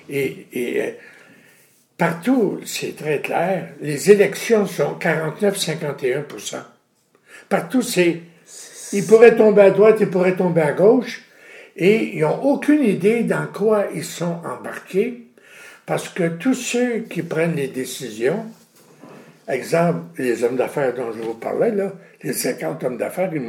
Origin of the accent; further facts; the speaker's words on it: Quebec, Canada; en tant que Québécoise, Américaine, ou dans tout le pays où je suis allé dernièrement